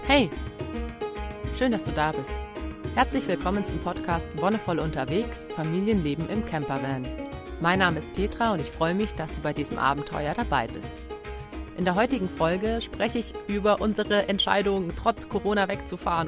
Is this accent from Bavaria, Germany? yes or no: yes; Bavaria, Germany; bei uns in Bayern